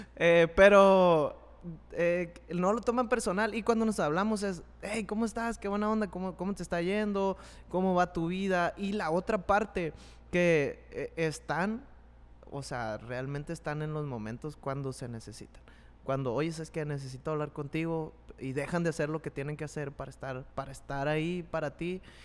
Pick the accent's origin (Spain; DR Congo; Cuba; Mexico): Mexico